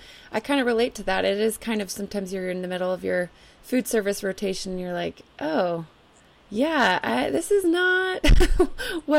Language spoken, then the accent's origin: English; West Coast, United States; I'm from the West Coast